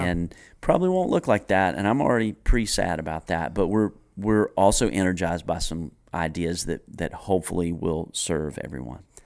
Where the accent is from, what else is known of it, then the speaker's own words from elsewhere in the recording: Greensboro, North Carolina, United States; I grew up in Greensboro, North Carolina